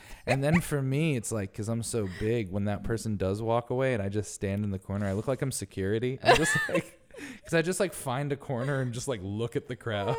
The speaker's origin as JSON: {"language": "English", "region": "Northeast", "country": "United States", "tie": "born or raised there", "also_born_or_lived": "New York City", "lives_now": "New York, United States", "said": "growing up in the Northeast, like, we had winter and it snowed all the time"}